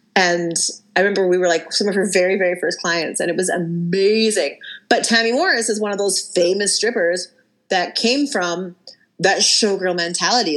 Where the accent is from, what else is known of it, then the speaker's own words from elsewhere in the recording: Abbotsford, British Columbia, Canada; growing up in Abbotsford